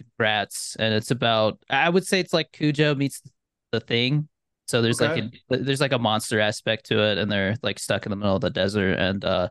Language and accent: English; Arizona, United States; moved away as an adult; now in Albuquerque, United States; I'm from Arizona. I moved to Albuquerque in 2020